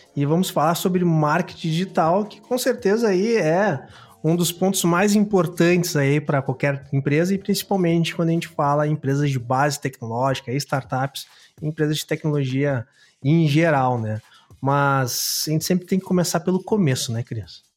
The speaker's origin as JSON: {"language": "Portuguese", "town": "Campo Grande", "region": "Mato Grosso do Sul", "country": "Brazil", "moved": "yes", "lives_now": "Porto Alegre, Brazil", "said": "Eu, na verdade, sou sumatogrossense, sou, sou de Campo Grande, mas moro em Porto Alegre há muitos anos"}